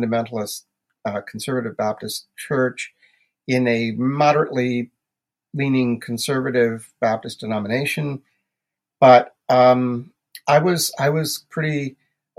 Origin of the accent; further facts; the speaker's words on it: New Brunswick, Canada; moved away as an adult; also born or lived in Prince Edward Island / Toronto, Ontario; now in Ontario, Canada; I was brought up in New Brunswick, Canada